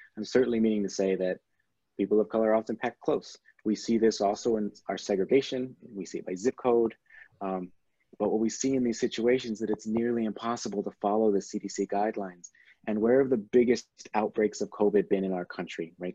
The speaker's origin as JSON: {"language": "English", "town": "San Antonio", "region": "Texas", "country": "United States", "tie": "born or raised there", "moved": "as an adult", "lives_now": "Michigan, United States", "said": "I'm originally from Texas. My mother was born in Mexico. Most of my family is either in Mexico or in Texas or now in Michigan. Um, so I have experience living in a largely Latino community in the South uh, for my first 18 years of my life"}